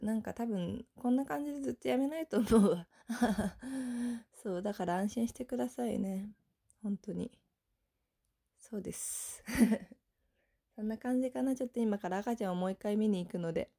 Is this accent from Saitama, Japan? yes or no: yes; northern Saitama Prefecture, Japan; now in Tokyo, Japan; 私の地元に帰ってまいりました